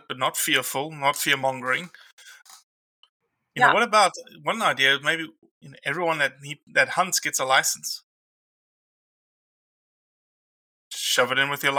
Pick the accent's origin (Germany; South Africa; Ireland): South Africa; moved away as an adult; now in Mississippi, United States; I'm a South African who's been in Mississippi since 2003